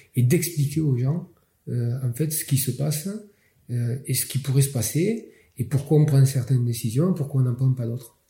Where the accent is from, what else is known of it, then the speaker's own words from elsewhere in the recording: Perpignan, Occitania, France; accent: Catalan; je suis originaire, enfin je suis né à Perpignan